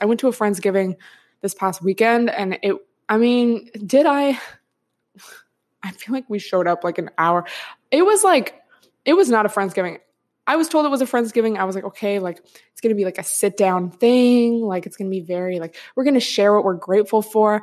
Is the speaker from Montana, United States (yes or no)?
no; Washington, United States; moved away; I'm from Washington State, so I'm used to it raining a lot